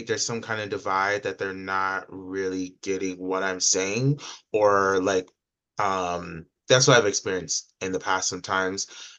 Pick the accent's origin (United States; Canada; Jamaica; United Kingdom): United States; Georgia; it's in Georgia, so it's obviously really triggering to me because I'm from Georgia